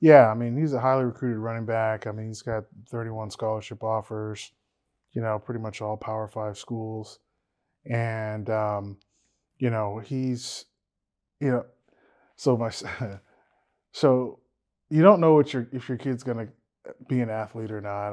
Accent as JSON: {"language": "English", "region": "Louisiana", "country": "United States", "said": "we're all from Louisiana."}